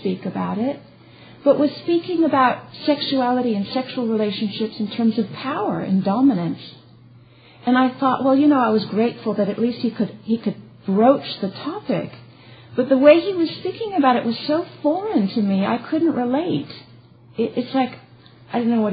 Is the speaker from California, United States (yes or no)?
yes; California, United States; moved away; I was born in California